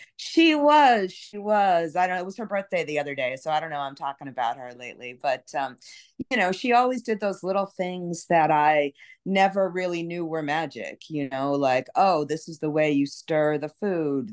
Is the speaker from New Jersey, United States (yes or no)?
no; New York City, New York, United States; now in New Orleans, United States; I grew up in Brooklyn, so I'm a New York City person, and, uh, there's, there's not that many that were born and raised in New York, but I'm one of 'em